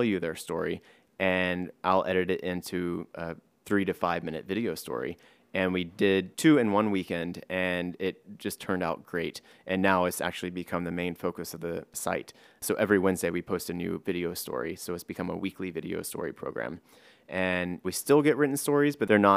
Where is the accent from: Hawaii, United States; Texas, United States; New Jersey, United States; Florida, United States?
Texas, United States; Driftwood; also born or lived in New York City; now in New York, United States; I live in New York, but I'm not from here. I'm from Driftwood, which is a very small town in Texas